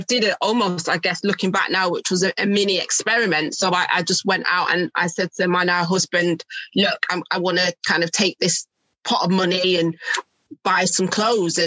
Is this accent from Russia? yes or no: no; Manchester, North West England, United Kingdom; now in Milton Keynes, United Kingdom; I'm from Manchester as well